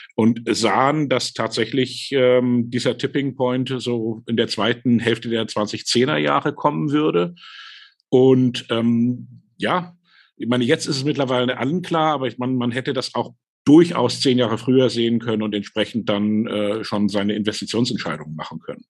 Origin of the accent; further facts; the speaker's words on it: Hamburg, Germany; Ich bin nämlich aufgewachsen in Hamburg